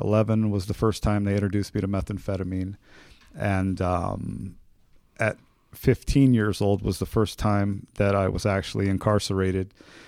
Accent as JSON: {"language": "English", "town": "Oroville", "region": "California", "country": "United States", "tie": "born or raised there", "said": "I am from Northern California, a small town called Orville. My parents divorced when I was five."}